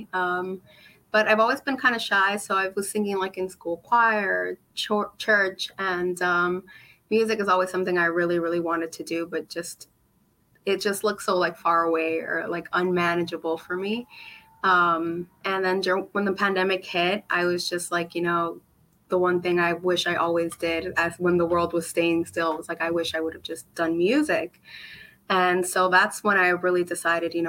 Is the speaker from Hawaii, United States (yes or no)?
no; Florida, United States; I grew up in Florida, but for the summer, my mom would always bring us to New York